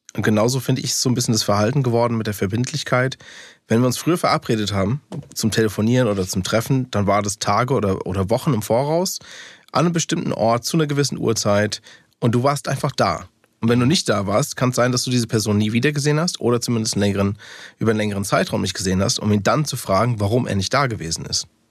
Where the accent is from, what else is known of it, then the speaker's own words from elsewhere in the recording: Taunus, Hesse, Germany; first language English; German is a second language; also born or lived in Frankfurt; tatsächlich bin ich in Frankfurt geboren, habe äh, aber nur die ersten, ich glaube, zwei, drei Jahre dann in Frankfurt gelebt. Und danach sind meine Eltern Richtung Taunus gezogen.